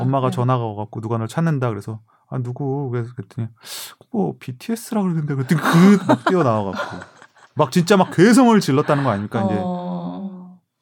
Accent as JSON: {"language": "Korean", "country": "South Korea"}